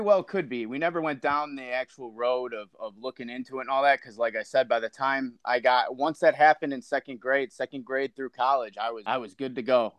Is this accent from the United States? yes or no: yes; Chicago, Illinois, United States; I'm from Chicago, Illinois.